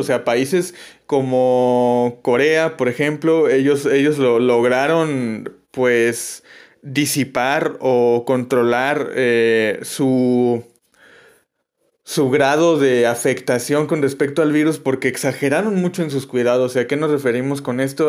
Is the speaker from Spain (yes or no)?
no; Mexico; como mexicano